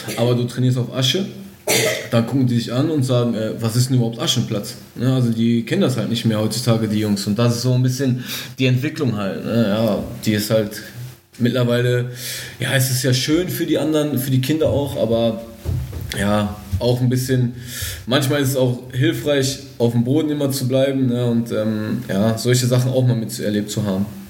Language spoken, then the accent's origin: German; Castrop-Rauxel, North Rhine-Westphalia, Germany; ich bin auf jeden Fall ein Kind des Ruhrgebiets, das kann man so sagen. Also Kastrop ist, glaube ich, mittendrin